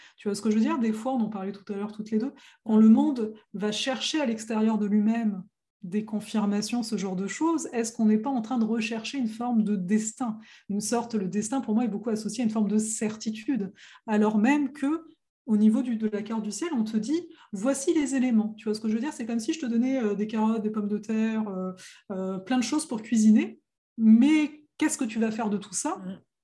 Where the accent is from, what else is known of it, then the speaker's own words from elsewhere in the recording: France; nous, on est né, on est français, donc l'anglais, c'est une langue étrangère